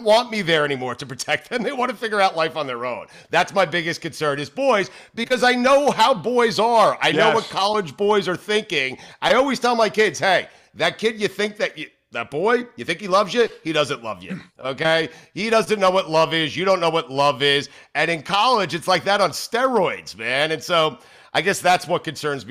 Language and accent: English; South Florida, United States; we're from Florida, South Florida